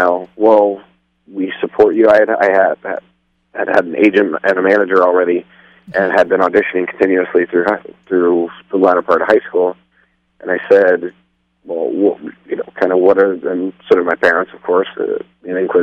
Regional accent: Texas, United States; I was born in Texas

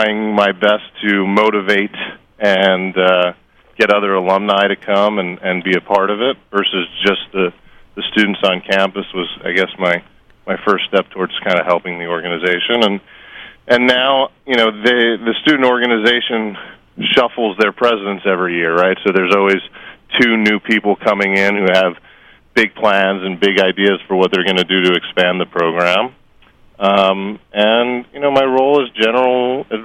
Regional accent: Long Island, New York, United States; now in Los Angeles, United States; I grew up on Long Island

